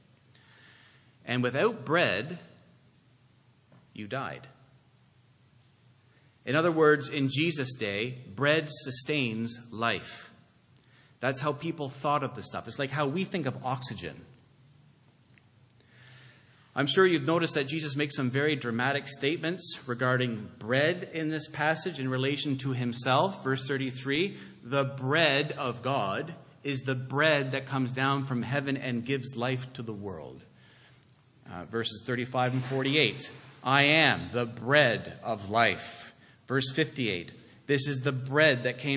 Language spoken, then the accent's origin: English; Canada; now in Toronto, Canada; as a Canadian